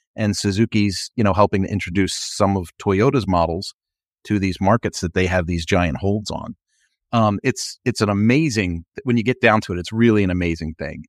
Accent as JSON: {"language": "English", "town": "Philadelphia", "region": "Pennsylvania", "country": "United States", "tie": "born or raised there", "said": "I rode that thing, rain, snow, sleet, hail, growing up in Philadelphia"}